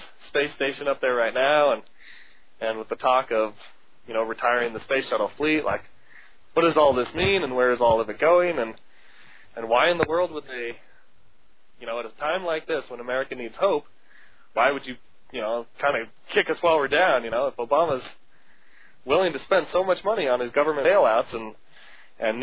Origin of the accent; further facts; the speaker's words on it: United States; as an American